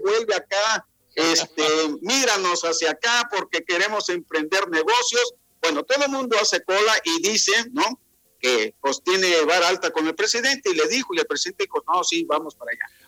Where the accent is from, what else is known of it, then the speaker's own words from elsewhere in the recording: Veracruz, Mexico; now in Quintana Roo, Mexico; Nací ahí en el puerto de Veracruz y desde hace pues ya 28 años ando por acá, por el Caribe mexicano.